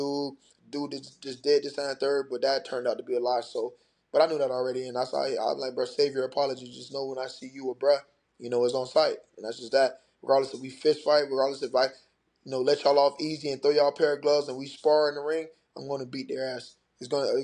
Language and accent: English; Broward County, Florida, United States; I represent Broward County, Florida.